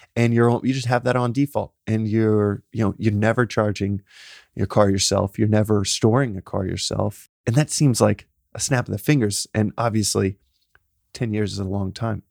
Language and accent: English; Texas, United States; I'm a guy from Texas